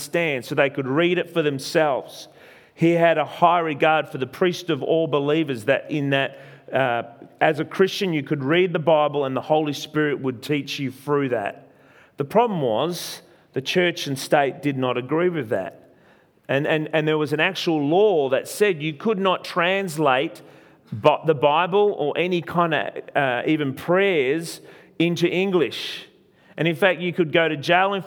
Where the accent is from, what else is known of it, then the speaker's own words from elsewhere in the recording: Australia; I am an Italian. Well, I was born in Australia. My parents are Italian, so Italian descent